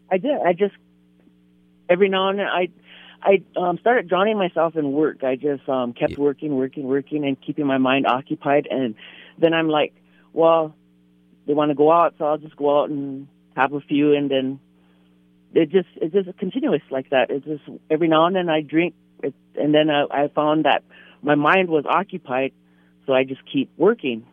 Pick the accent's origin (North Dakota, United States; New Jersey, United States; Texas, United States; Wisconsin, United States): North Dakota, United States; Standing Rock / Fort Berthold; also born or lived in White Shield, North Dakota; I was born and raised um, Standing Rock. Um, I'm from Fort Berthold. That's um, up north, Newtown, White Shield. I'm from White Shield.